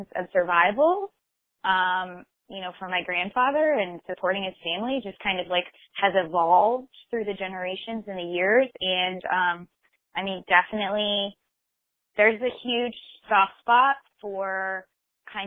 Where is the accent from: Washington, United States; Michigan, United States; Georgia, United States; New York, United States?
Michigan, United States; moved away; I'm originally from Michigan.